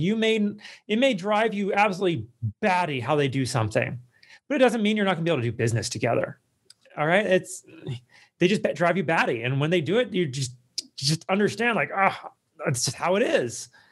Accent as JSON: {"language": "English", "country": "United States", "said": "that's not how I was raised, like, as an American"}